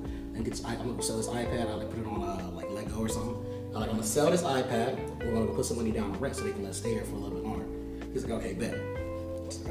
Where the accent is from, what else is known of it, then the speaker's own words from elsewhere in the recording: Los Angeles, California, United States; you from LA, right? I was like, yeah.